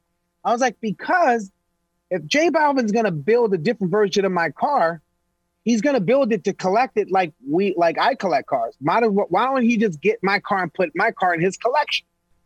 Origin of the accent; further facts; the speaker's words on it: Los Angeles, California, United States; I'm from East L.A., bro. I was one of the only black families in an all-Mexican neighborhood.